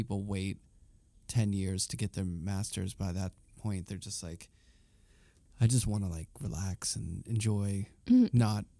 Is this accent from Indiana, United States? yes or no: no; Pittsburgh, Pennsylvania, United States; now in New York, United States; I grew up in Pittsburgh, it was way more dangerous.